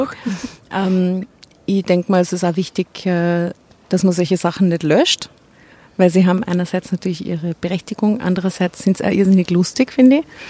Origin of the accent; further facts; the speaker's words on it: Enns, Upper Austria, Austria; Ich bin in Enns geboren.